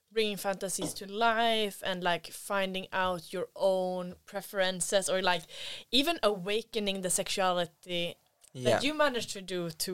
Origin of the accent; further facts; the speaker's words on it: Sweden; moved away; I'm from Sweden